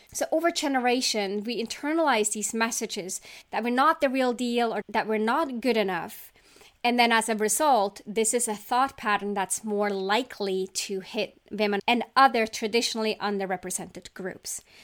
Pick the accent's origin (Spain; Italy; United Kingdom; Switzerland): Switzerland; I grew up in Switzerland